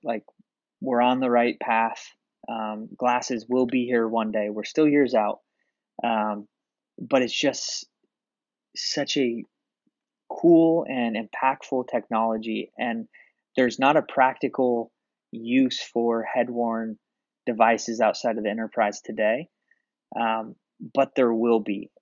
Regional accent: Portland, Oregon, United States; I'm from Portland, Oregon.

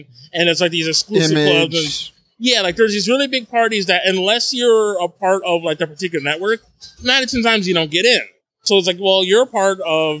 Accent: Northeastern New Jersey, United States; I grew up in Northeastern New Jersey, and as a New Jersey native

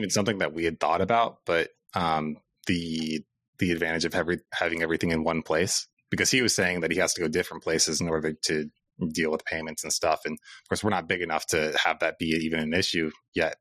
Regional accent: Cedar Falls, Iowa, United States; we're both from Cedar Falls

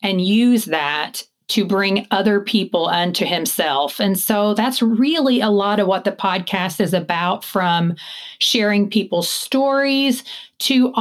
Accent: Eastern Kentucky, United States; moved away; I don't live in Kentucky now, but I grew up in Eastern Kentucky in the mountains, Appalachia

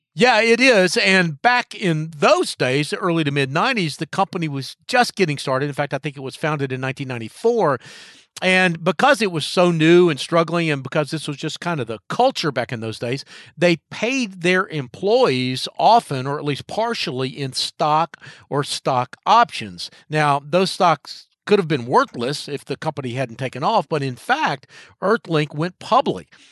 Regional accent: Charlotte, North Carolina, United States; Charlotte, my hometown

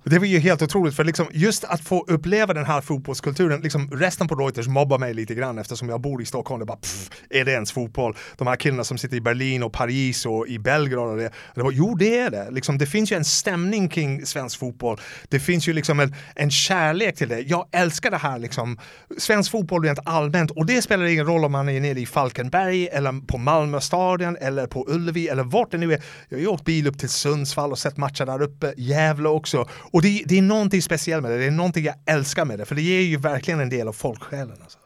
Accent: Dublin, Leinster, Ireland; Swedish is a second language; moved away as an adult; now in Sweden; Så jag är uppvuxen i Dublin, alltså några, vad, vad kan det vara, två, tre kilometer från O'Connell Street

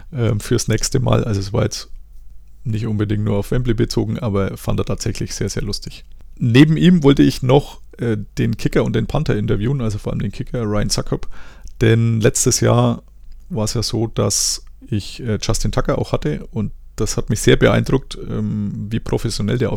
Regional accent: Germany; Also zum einen, ich als Deutscher finde es tatsächlich immer noch sehr komisch, dass man da in der Umkleide rumsteht.

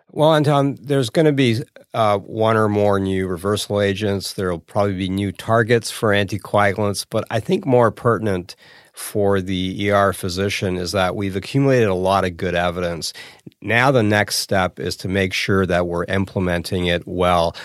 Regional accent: Toronto, Ontario, Canada; moved away as an adult; now in Hamilton, Canada; Toronto's my, my hometown. I, I grew up a block away from here.

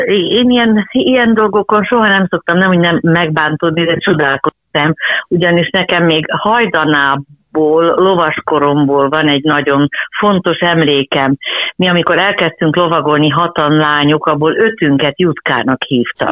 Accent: Budapest, Hungary; Abban az időben nem volt senkinek, lehet, hogy valakinek vidéken vagy falun előfordulhatott, hogy volt egy-egy lova, de itt Budapesten sportegyesületek voltak

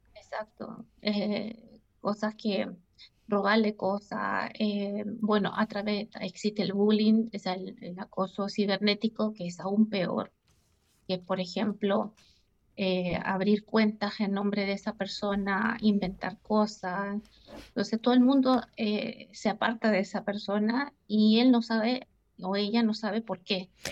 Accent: Chile; now in Switzerland; la ciudad donde yo crecí, en Chile

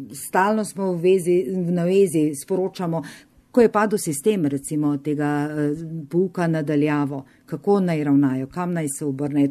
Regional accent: Carinthia, Slovenia; moved away as an adult; also born or lived in Upper Carniola (Gorenjska); now in Škofja Loka, Slovenia; jaz sem Korošica, naturalizirana Gorenka, sem že kar skoraj 30 let na Gorenskem, živim v Škofiloki.

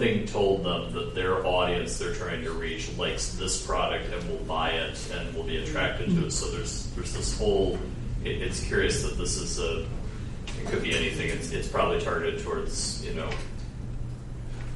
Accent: Flint, Michigan, United States; I grew up in Flint, Michigan

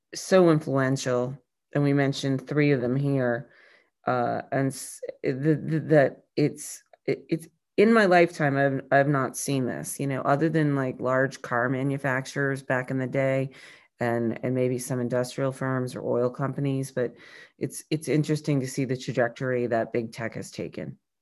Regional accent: New England, United States; also born or lived in Chicago; I grew up in New England

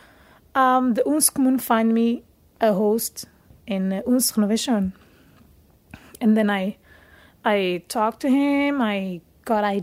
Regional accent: Portugal; moved away as an adult; now in Denmark; I am from Portugal

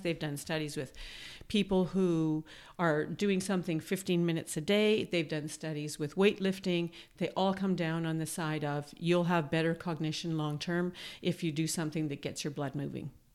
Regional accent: Manitoba, Canada; now in Toronto, Canada; I'm from Manitoba

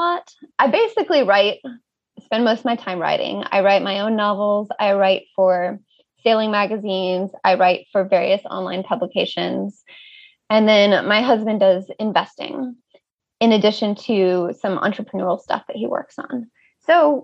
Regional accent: United States; moved away as an adult; as an American

